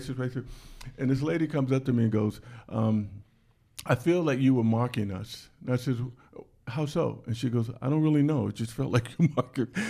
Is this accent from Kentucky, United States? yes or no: no; Washington, District of Columbia, United States; I was born in Washington, D C.